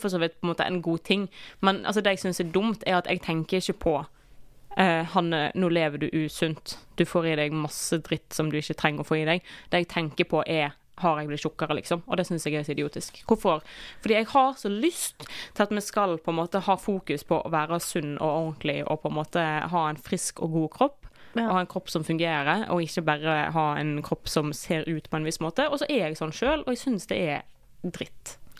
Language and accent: Norwegian; Western Norway, Norway; Jeg er vestlending